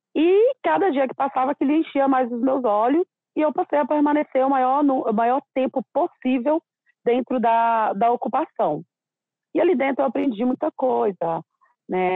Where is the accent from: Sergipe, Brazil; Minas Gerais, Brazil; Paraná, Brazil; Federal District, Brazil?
Minas Gerais, Brazil; interior of; moved away as an adult; now in São Paulo, Brazil; Eu sou do interior de Minas Gerais, meus pais lavradores